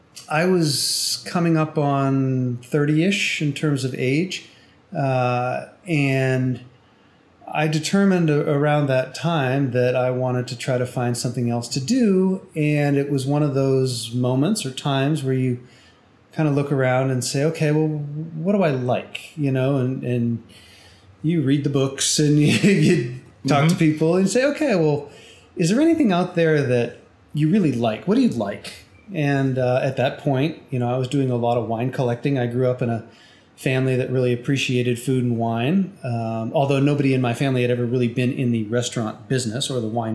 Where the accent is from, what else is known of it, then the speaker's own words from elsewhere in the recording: New Hampshire, United States; moved away as an adult; now in Houston, United States; I grew up in New Hampshire and lived there until I was 18 and went off to college.